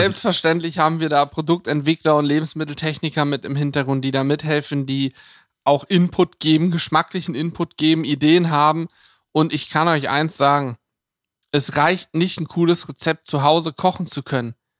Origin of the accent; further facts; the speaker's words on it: Lower Saxony, Germany; bei uns in Niedersachsen